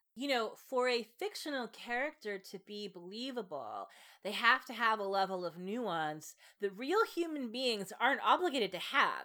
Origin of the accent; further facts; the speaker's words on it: United States; as an American